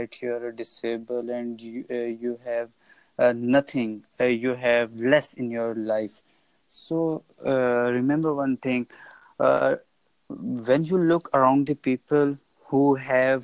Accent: Pakistan; I'm from Pakistan

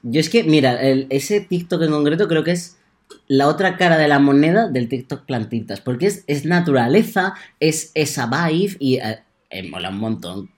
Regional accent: Castilla-La Mancha, Spain; mi familia tiene olivos que no usamos, claro, porque somos manchegos

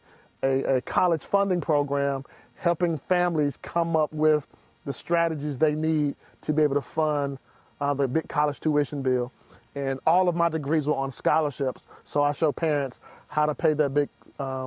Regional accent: Decatur, Georgia, United States; I'm from Decatur. I was in the marching band. I wanted to go from Southwest DeKalb and march in Florida A&M.

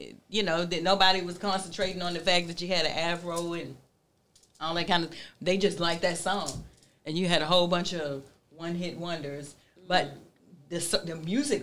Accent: Baltimore, Maryland, United States; I'm from Baltimore

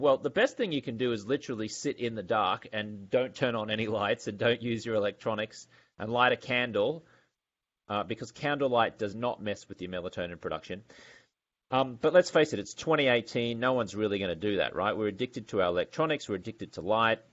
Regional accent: Brisbane, Queensland, Australia; moved away as an adult; also born or lived in London, England / Los Angeles, California; I'm from Brisbane, Australia

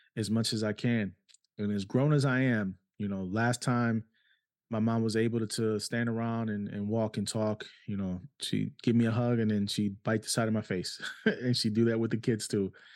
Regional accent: New York City, New York, United States; moved away; also born or lived in Cleveland, Ohio; I grew up in New York City

